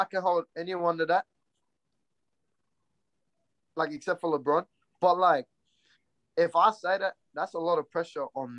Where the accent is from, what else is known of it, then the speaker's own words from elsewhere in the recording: Brisbane, Queensland, Australia; also born or lived in Redfern; I was born in Brisbane. Half my family's from Brisbane